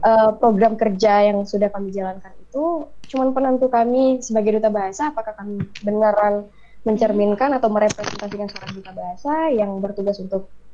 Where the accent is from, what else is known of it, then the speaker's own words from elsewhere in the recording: Bengkulu, Indonesia; moved away as an adult; now in West Sumatra, Indonesia; dari Pangkal Pinang ayah aku dari Aceh aku dari Bengkulu